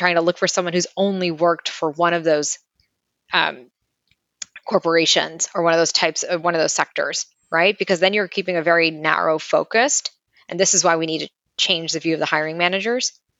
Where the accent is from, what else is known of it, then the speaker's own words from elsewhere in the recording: New York City, New York, United States; I grew up in Brighton Beach, a block a half away from Coney Island.